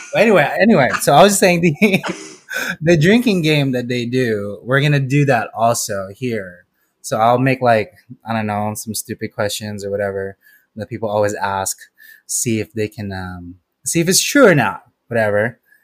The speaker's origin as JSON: {"language": "English", "country": "Philippines", "said": "I'm Filipino."}